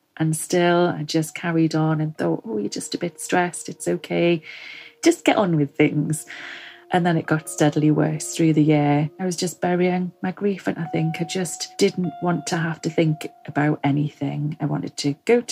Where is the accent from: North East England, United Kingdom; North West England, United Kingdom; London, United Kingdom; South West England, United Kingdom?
North East England, United Kingdom; Northumberland; moved away as an adult; now in Forest of Dean, United Kingdom; I'm originally from Northumberland